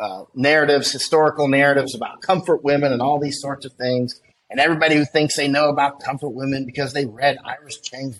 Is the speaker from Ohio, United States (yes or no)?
no; Florida, United States; I grew up in Florida catching alligators